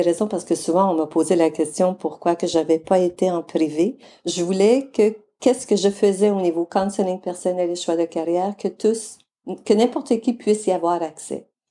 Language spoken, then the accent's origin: French; Mauricie, Quebec, Canada; moved away as an adult; also born or lived in British Columbia / Alberta; je viens de la région de la Mauricie, au Québec